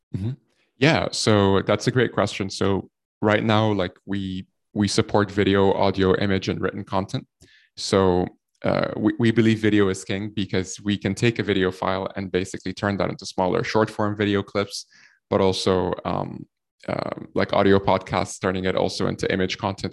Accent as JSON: {"language": "English", "country": "Egypt", "moved": "yes", "lives_now": "Ireland", "said": "I'm from Egypt. Uh, we're based here out of, uh, Ireland. And, uh, I've been in Ireland for the last, like, ten, eleven years or so"}